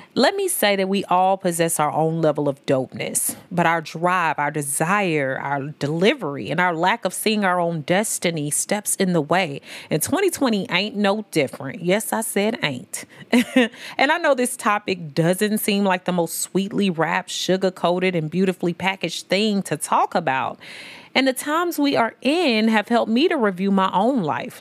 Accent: St. Louis, Missouri, United States; also born or lived in Memphis, Tennessee; I'm from Saint Louis and Memphis, but I'm from the S T L M O three one four

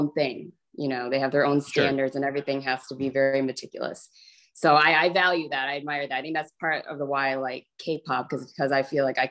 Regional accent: Chicago, Illinois, United States; So I was born and raised in Chicago.

